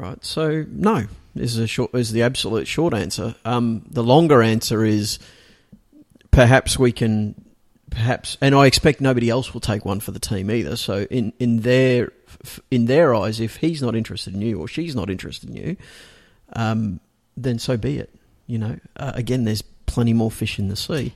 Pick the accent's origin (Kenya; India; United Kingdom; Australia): Australia; now in Singapore; I'm an Australian